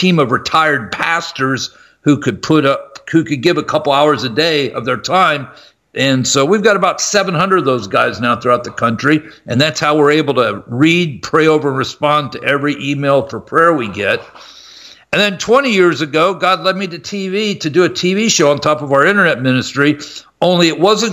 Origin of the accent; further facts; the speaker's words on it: Columbus, Ohio, United States; I'm from Columbus, Ohio, and I was going to Ohio State to get a broadcasting degree